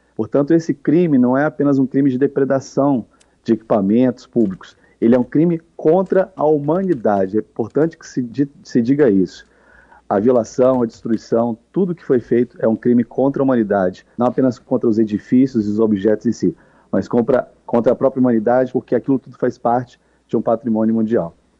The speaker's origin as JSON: {"language": "Portuguese", "town": "Brasília", "region": "Federal District", "country": "Brazil", "tie": "born or raised there", "said": "Eu sou brasiliense, eu cresci aqui na Praça dos Três Poderes"}